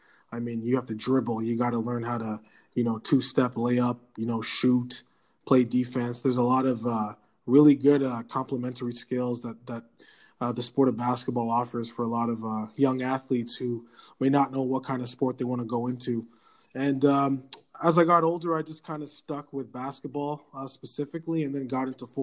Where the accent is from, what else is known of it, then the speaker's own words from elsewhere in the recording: Ottawa, Ontario, Canada; also born or lived in Nova Scotia; I grew up in the Ottawa community where I spent all my time playing sports